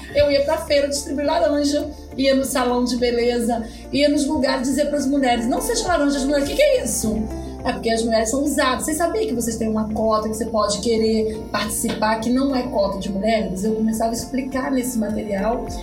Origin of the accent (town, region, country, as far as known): Espírito Santo, Brazil